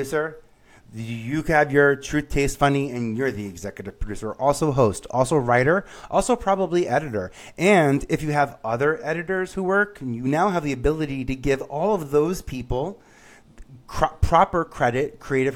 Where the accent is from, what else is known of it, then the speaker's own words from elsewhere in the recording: New York City, New York, United States; moved away; I grew up in Staten Island